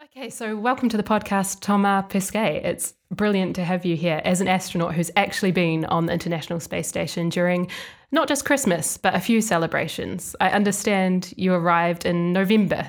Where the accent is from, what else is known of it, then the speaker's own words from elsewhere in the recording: New Zealand; moved away; my home country, New Zealand